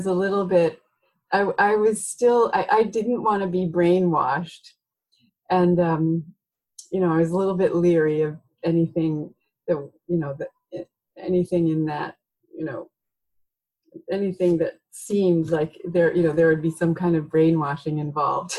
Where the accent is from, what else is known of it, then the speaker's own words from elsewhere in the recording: near Philadelphia, Pennsylvania, United States; now in Oregon, United States; I grew up in near Philadelphia.